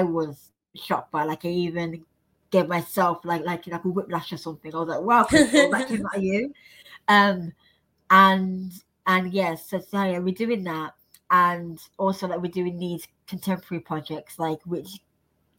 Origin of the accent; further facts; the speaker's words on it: Birmingham, West Midlands, United Kingdom; now in London, United Kingdom; I'm just so fortunate to now be living in London, like of all places. Like, I'm from Birmingham